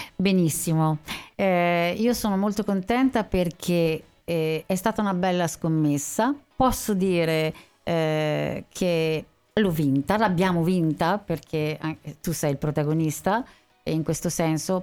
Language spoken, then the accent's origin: Italian; Sanremo, Liguria, Italy; io sono nata a Sanremo. Mm. E mm, sono, studiato a Sanremo